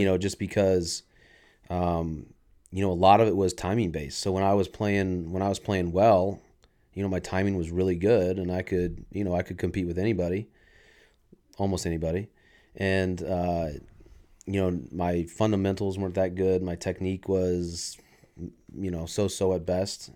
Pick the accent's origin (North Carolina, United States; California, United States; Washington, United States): California, United States; San Diego; I was born in San Diego